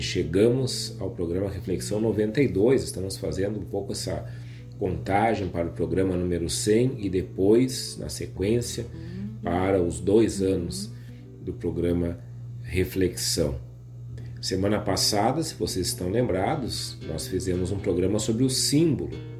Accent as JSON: {"language": "Portuguese", "region": "Rio Grande do Sul", "country": "Brazil", "said": "nossa maneira de nos entendermos como gaúchos aqui do sul do Brasil"}